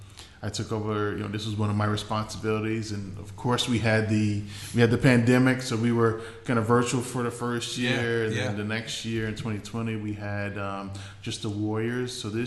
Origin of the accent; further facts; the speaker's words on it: Central Islip, New York, United States; also born or lived in Babylon, New York; I grew up in Long Island. I'm originally from Islip. I grew up in Central Islip.